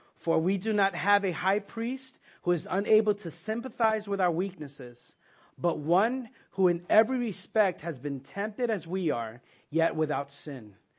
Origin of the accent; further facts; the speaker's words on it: New York, United States; as a New Yorker, we wouldn't go to school on Yom Kippur